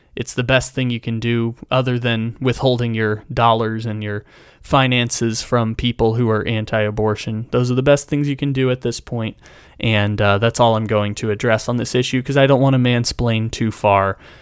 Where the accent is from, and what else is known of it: United States